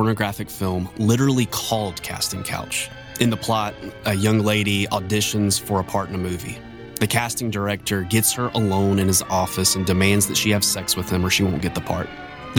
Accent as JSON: {"language": "English", "region": "South Carolina", "country": "United States", "tie": "born or raised there", "said": "Almost exactly 100 miles east of my hometown, in the same state of South Carolina"}